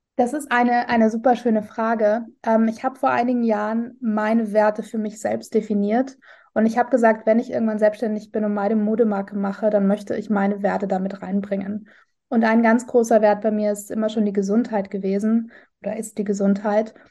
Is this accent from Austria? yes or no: yes; Vienna, Austria; ich komme ursprünglich aus Wien